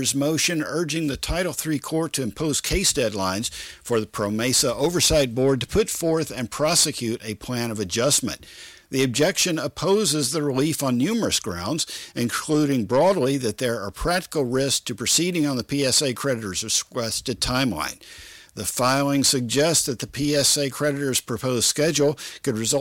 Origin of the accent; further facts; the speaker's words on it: Statesboro, Georgia, United States; now in Texas, United States; my hometown of Statesboro, Georgia